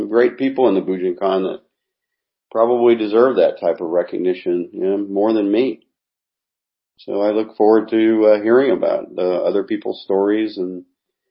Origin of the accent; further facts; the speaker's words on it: United States; now in Japan; I'm an American